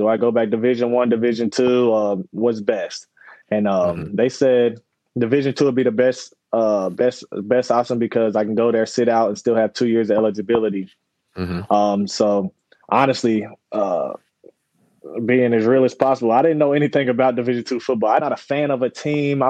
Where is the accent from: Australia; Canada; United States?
United States; Northern Kentucky; I grew up in Northern Kentucky.